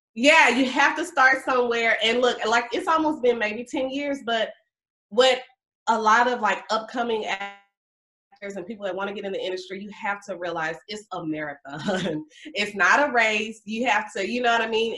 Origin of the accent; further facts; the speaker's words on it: Mobile, Alabama, United States; moved away as an adult; now in Atlanta, United States; I'm a Alabama girl. I'm from Mobile, Alabama.